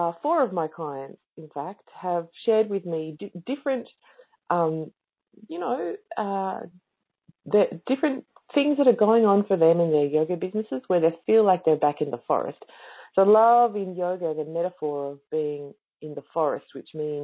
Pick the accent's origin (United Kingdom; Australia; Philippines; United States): Australia; I'm Australian.